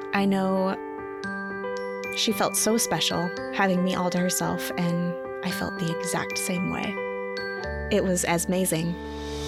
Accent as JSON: {"language": "English", "region": "Montana", "country": "United States", "tie": "born or raised there", "said": "I grew up in Montana."}